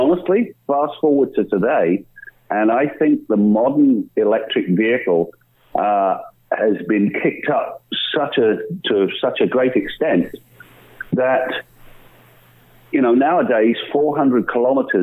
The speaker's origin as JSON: {"language": "English", "country": "United Kingdom", "moved": "as an adult", "lives_now": "Canada", "said": "my formative years were as a mechanic indeed, back in Britain. And then I moved here."}